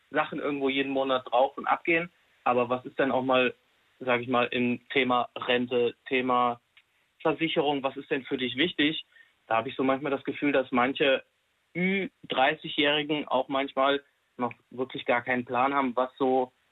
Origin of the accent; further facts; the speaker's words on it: Hesse, Germany; Wir kommen jetzt aus der Nähe von Fulda, das kennt man irgendwo noch, sage ich mal.